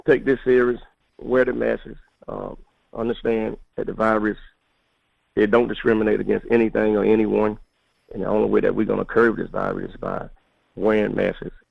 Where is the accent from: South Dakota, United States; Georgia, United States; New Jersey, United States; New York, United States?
Georgia, United States; Milledgeville; growing up in Baldwin County